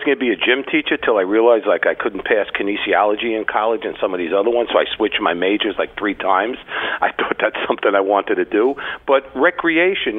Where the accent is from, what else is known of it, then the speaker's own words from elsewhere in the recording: New York, United States; accent: New York; moved away as an adult; now in Miami, United States; I'm from New York. You know, my 30 years I lived in New York